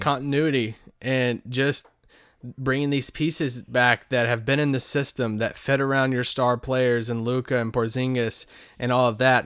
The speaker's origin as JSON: {"language": "English", "region": "Kentucky", "country": "United States", "tie": "born or raised there", "said": "in Kentucky, kinda near my hometown"}